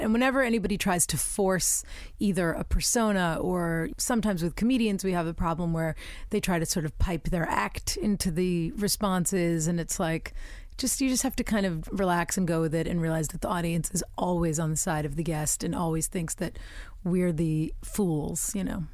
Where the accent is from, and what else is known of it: United States; also born or lived in England; now in United Kingdom